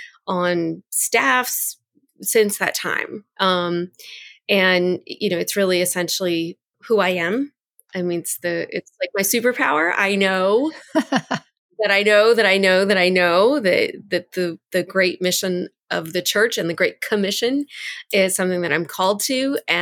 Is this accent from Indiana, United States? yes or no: no; New Orleans, Louisiana, United States; I was born and raised right outside of the city of New Orleans. So I'm a girl from the Deep South.